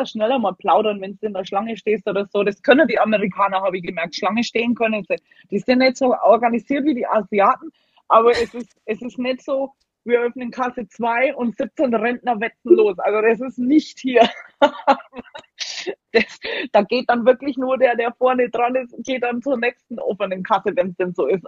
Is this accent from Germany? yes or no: yes; Germany; moved away as an adult; also born or lived in Alaska; now in Alabama, United States; dass man manchmal als Deutscher so richtig so muckelig ist